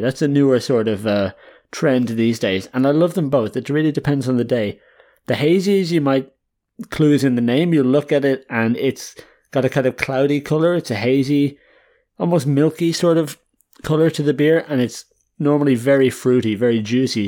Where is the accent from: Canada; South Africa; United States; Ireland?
Ireland; now in Netherlands; I'm an Irish guy